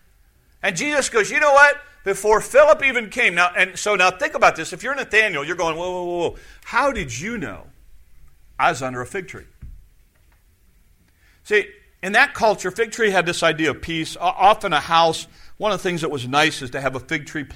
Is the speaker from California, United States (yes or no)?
no; Sioux City, Iowa, United States; I was born and raised in Sioux City